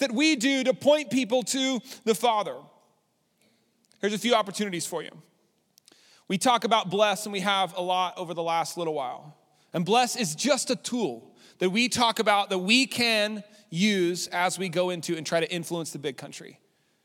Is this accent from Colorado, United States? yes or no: no; Lubbock, Texas, United States; I grew up in Lubbock